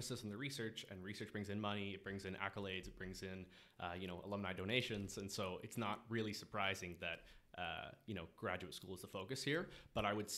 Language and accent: English; Kingston, Ontario, Canada; moved away as an adult; now in Toronto, Canada; I'm from Kingston, Ontario